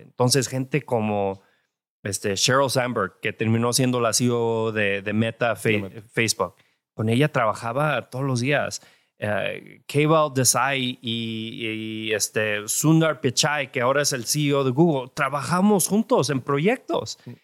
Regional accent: California, United States; also born or lived in Jalisco, Mexico; yo nací en California

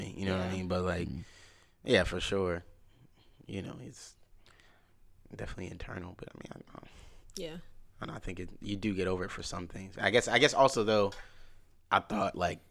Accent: DeKalb County, Georgia, United States; we come from DeKalb County

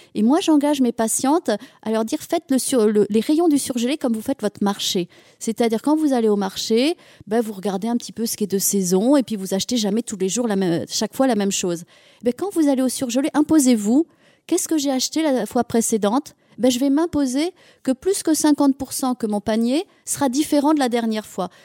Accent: Auvergne-Rhône-Alpes, France; moved away; je suis auvergnate, euh, je suis ici des monts d'Auvergne

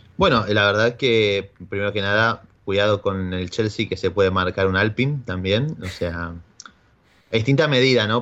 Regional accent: Argentina; Soy argentino

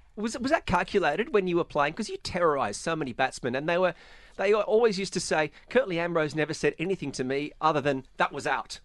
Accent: Australia; now in Dubai, United Arab Emirates; as, as an Australian, I'm very fortunate that I was a child of 1990s cricket in Australia

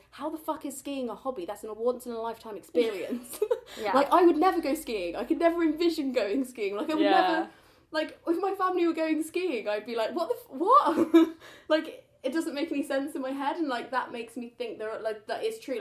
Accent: the Midlands, England, United Kingdom; I grew up in the Midlands, and I know that a lot of kids at my primary school were poorer than me

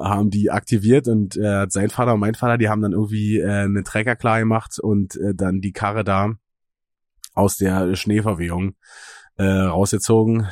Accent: Eggersdorf, Brandenburg, Germany; meinem Heimatdorf

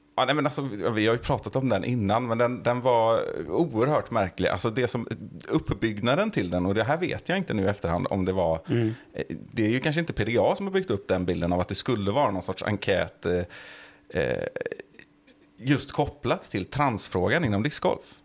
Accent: Sweden; jag är svensk

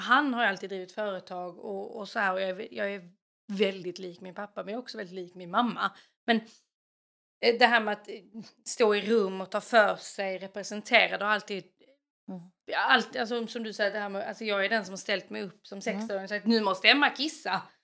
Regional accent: Kvärlöv, Skåne, Sweden; moved away as an adult; now in Norway; jag kommer från Kvärlöv i Skåne utanför en stad eller by som heter Landskrona. uppvuxen på landet med mamma, pappa och en lilla syster.

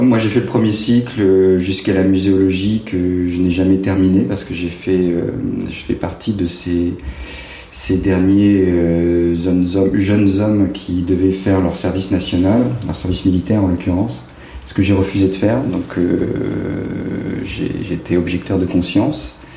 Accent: Cherbourg, Normandy, France; je suis né à Cherbourg euh, et mon enfance et mon adolescence s'est passée tout à fait en dehors du cadre euh, artistique

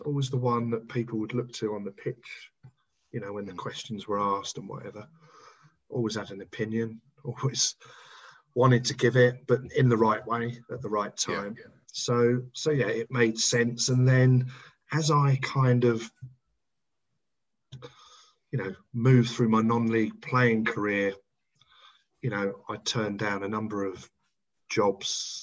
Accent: Hertfordshire, East of England, United Kingdom; that's the only time I'd ever played for my hometown club

